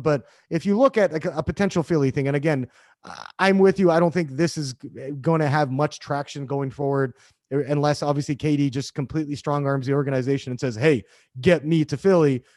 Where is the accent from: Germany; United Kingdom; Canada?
Canada; being Canadian